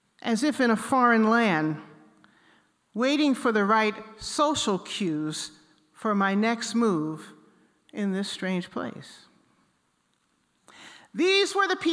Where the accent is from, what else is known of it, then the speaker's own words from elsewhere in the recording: Philadelphia, Pennsylvania, United States; moved away as an adult; also born or lived in Boston; Growing up in Philadelphia